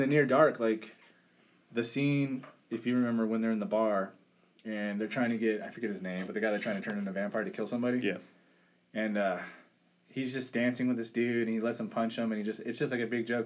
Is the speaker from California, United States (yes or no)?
yes; California, United States; I'm from California